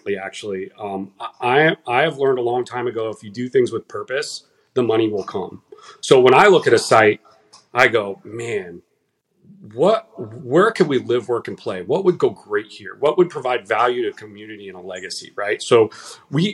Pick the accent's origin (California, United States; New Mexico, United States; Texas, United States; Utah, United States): California, United States; Southern; moved away as an adult; now in Davidson, United States; I'm from Southern California